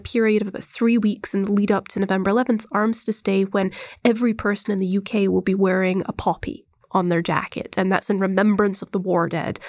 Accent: United Kingdom; moved away as an adult; now in United States; I grew up in the United Kingdom. Um, I came to America, you know, when I started college

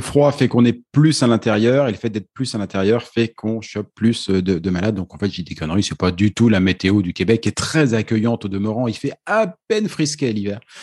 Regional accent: France; si on est français

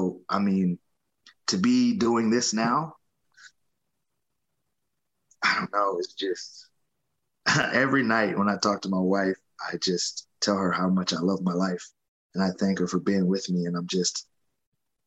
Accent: Atlanta, Georgia, United States; I got an opportunity to do it here in Atlanta

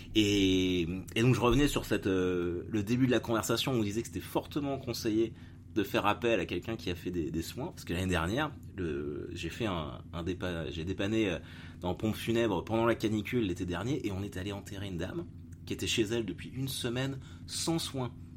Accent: Caen, Normandy, France; je suis de Normandie, je suis de Caen

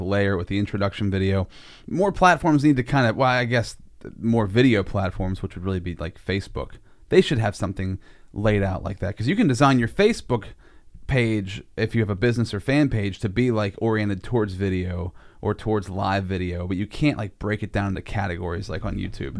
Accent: United States; you're growing up in Sinking Valley. That's where I grew up, too

